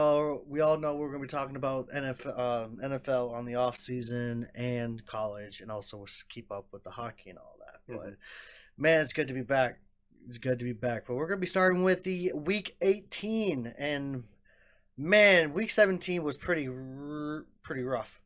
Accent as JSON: {"language": "English", "town": "Green Bay", "region": "Wisconsin", "country": "United States", "tie": "born or raised there"}